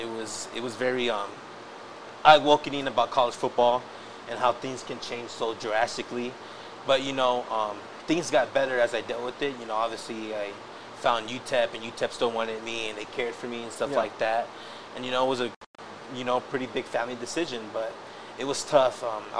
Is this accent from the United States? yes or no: yes; El Paso, Texas, United States; I'm from El Paso. I lived here all my life.